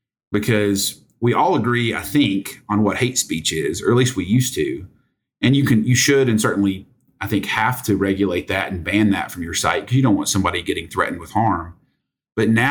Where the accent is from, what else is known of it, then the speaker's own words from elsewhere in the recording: United States; I grew up in Sevier County when it used to be more farms